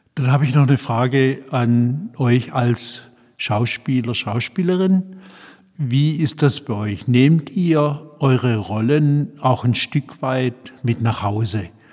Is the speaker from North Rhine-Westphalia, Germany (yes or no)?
no; Esslingen, Baden-Württemberg, Germany; ich komme aus Esslingen